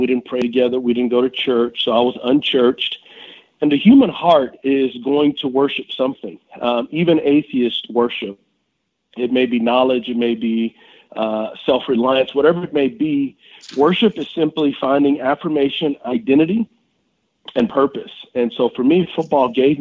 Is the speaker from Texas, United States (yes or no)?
yes; San Antonio, Texas, United States; I grew up in San Antonio, Texas, and I grew up on the West Side